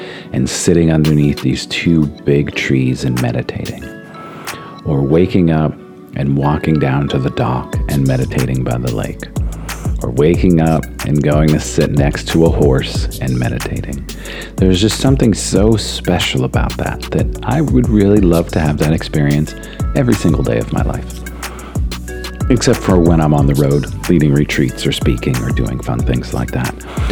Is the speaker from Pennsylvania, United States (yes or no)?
yes; Hazleton, Pennsylvania, United States; I grew up in the Hazleton area, and I just say it's the Poconos